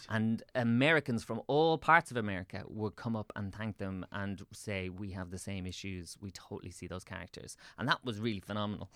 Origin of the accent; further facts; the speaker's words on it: Swords, Leinster, Ireland; also born or lived in Dublin; I grew up in Swords, so I moved into town